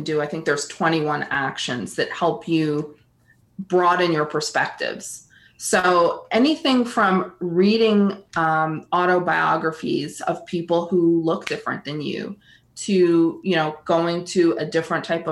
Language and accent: English; Northeast, United States; moved away; I'm from the Northeast